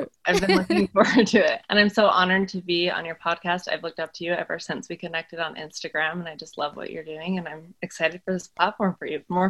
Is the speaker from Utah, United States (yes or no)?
yes; Utah, United States; I grew up in Utah in a family of 5 children and the second oldest.